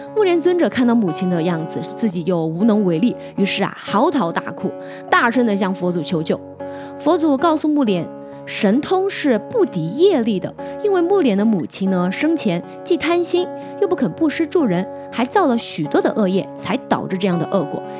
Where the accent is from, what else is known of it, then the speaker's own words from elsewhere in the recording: Hunan, China; moved away; 在我们湖南老家那边，每年的农历七月十五呢，我们也叫七月半